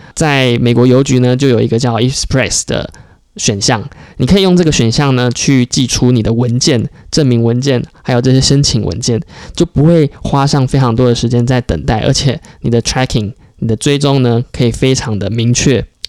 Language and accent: Chinese; Taiwan; moved away as an adult; also born or lived in United States; 我们台湾人